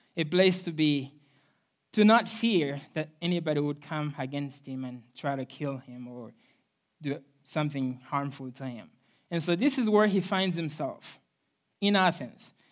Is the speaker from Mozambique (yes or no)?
yes; Mozambique; moved away; I'm originally from Mozambique, Africa